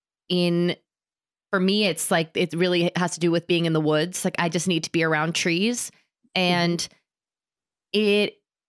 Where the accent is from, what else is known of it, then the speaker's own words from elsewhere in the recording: New York City, New York, United States; Well, I'm from New York City. I grew up in Manhattan. So I would joke that the sirens would lull me to sleep as a baby